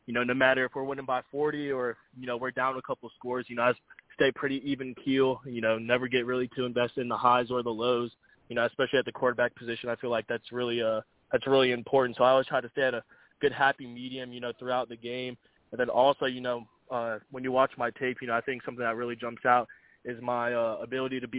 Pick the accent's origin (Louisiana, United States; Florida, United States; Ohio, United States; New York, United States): Florida, United States; growing up here